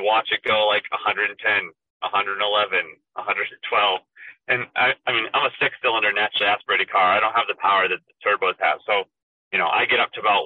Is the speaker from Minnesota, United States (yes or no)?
no; Maine, United States; I'm from Maine.